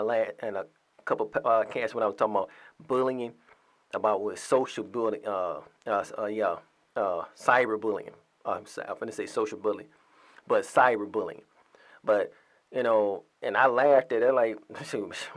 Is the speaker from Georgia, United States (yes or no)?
yes; Atlanta, Georgia, United States; My home state, my home city, a cesspool